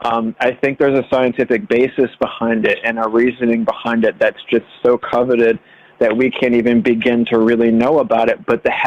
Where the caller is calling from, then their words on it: Delaware, United States; I'm calling from Delaware.